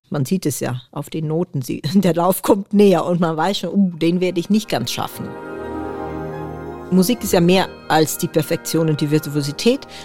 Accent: Netherlands; now in Germany; ich bin natürlich aus Holland nach Deutschland gezogen und habe immer wieder ausgerechnet, wie lange bin ich jetzt eigentlich in Deutschland. Und da kommt man irgendwann drauf, dass man länger in Deutschland wohnt, als man in Holland gewohnt hat.

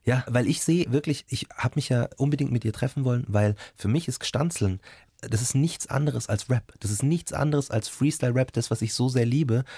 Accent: Markt Schwaben, Bavaria, Germany; also born or lived in Munich; ich bin in München geboren, aber in Marktschwaben erst geworden

